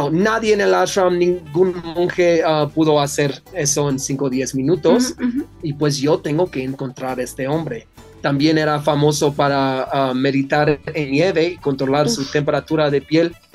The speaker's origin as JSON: {"language": "Spanish", "country": "Netherlands", "second_language": "Spanish", "said": "yo, yo soy de Holanda"}